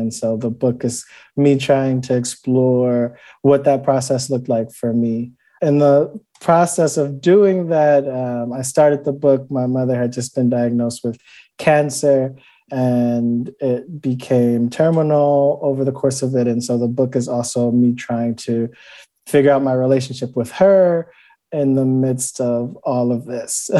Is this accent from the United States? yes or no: yes; Cleveland, Ohio, United States; growing up in Cleveland